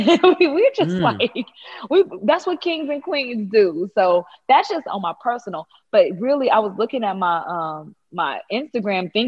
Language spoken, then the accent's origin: English; Missouri, United States; moved away; I'm from Missouri originally